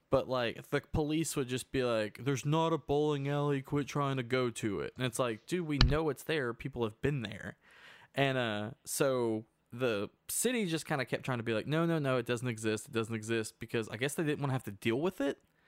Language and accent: English; Hot Springs, Arkansas, United States; In my hometown, it used to be a neutral zone for gangsters.